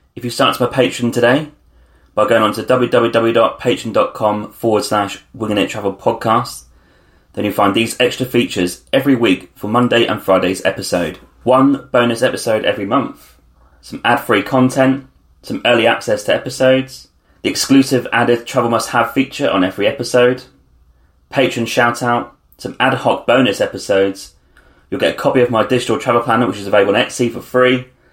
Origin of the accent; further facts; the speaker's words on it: United Kingdom; we're British passports if you're from Britain